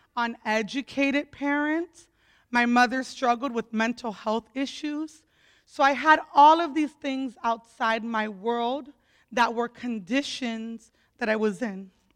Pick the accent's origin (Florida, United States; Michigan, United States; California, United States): Florida, United States; Opelika; I grew up in Opelika, Florida